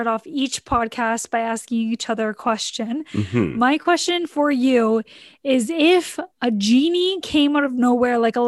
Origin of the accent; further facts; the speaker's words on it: Ontario, Canada; moved away as an adult; now in the Prairies, Canada; growing up in Ontario